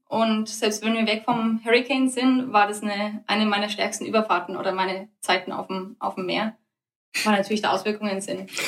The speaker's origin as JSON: {"language": "German", "country": "Germany", "said": "Wir Deutschen sind eher eine direkte Kultur."}